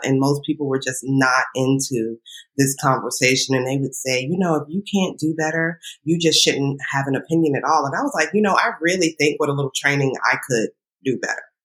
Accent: Northern Virginia, United States; moved away as an adult; now in New York, United States; I grew up in Northern Virginia

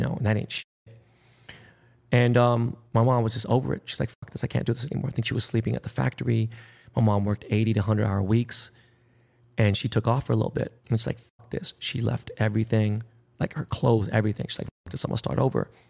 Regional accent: Los Angeles, California, United States; I was born and raised in Koreatown

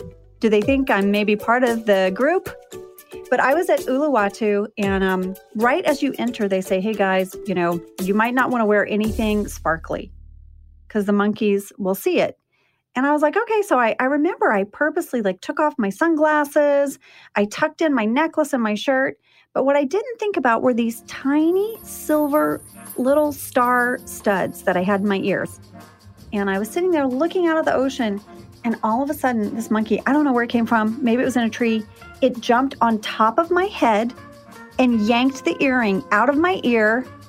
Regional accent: Jakarta, Indonesia; So I grew up overseas. I grew up in Jakarta, Indonesia. My dad was a drilling engineer.

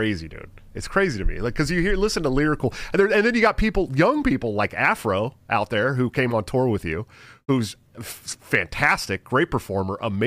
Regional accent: Oakland, California, United States; I'm from Oakland, right outside of Oakland, California. So I grew up on the West Coast rap

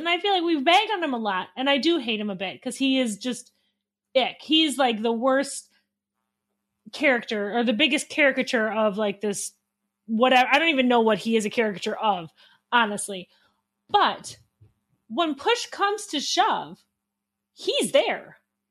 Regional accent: Wisconsin, United States; I am from Wisconsin.

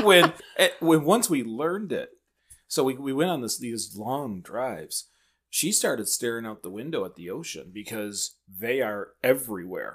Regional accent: Michigan, United States; we're from Michigan

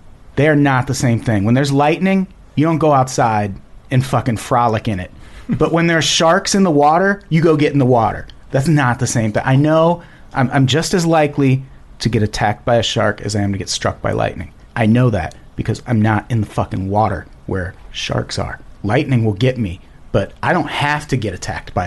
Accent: Peoria, Illinois, United States; I am from Peoria, Illinois, which is where Richard Pryor and Sam Kinison are from

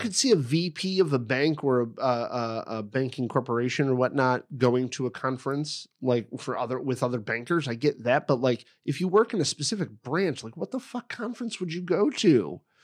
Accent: Effingham, Illinois, United States; I was born in Effingham, Illinois

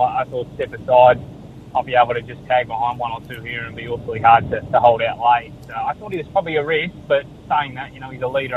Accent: Western Australia, Australia; I'm from Western Australia

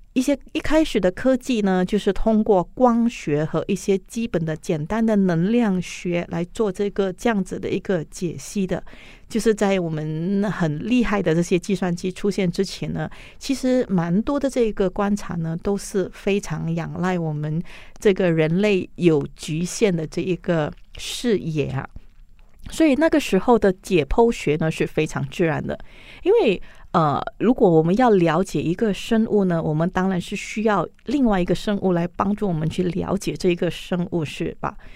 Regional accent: Malaysia; 我是一个标准的马来西亚人

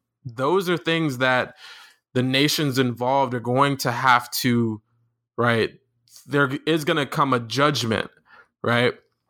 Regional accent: Florida, United States; growing up in Florida, you know, obviously the hurricanes and such.

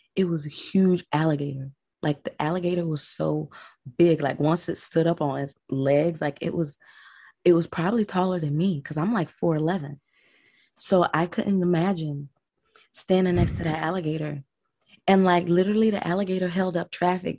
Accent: Delray Beach, Florida, United States; also born or lived in Broward County, Florida; I'm from Delray Beach, born and raised. I was born in Florida. I am a true Floridian

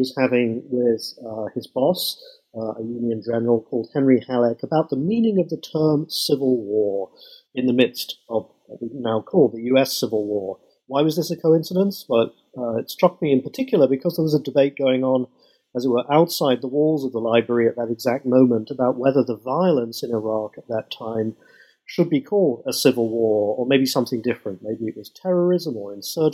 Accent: United Kingdom; moved away as an adult; now in United States; I've done everything I can to keep my original accent. As you might tell, I'm not originally an American, but I come from Britain

